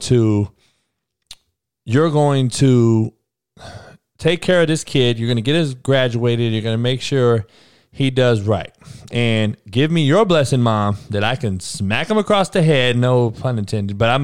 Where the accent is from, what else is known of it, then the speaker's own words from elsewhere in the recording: Compton, California, United States; growing up in Compton and being at Compton College